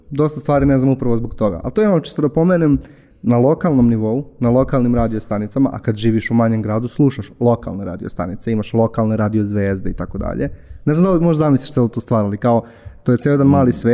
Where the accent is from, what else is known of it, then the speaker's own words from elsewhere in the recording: Užice, Zlatibor District, Serbia; moved away; Ja sam odrastao u Užicu